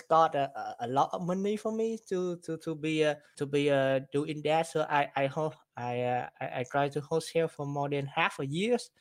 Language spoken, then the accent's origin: English; Vietnam; now in Houston, United States; I'm from, uh, Vietnam, and then, uh, I, I've been here, uh, in the U S, uh, for, for two thousand ten